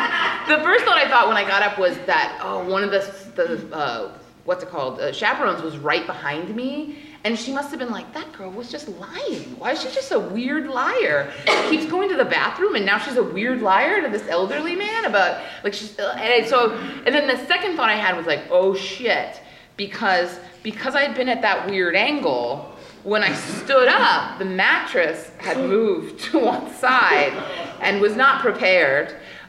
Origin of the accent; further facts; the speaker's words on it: Louisiana, United States; I go to college in Hawaii, I'm from Louisiana, and I'm going back home for the summer.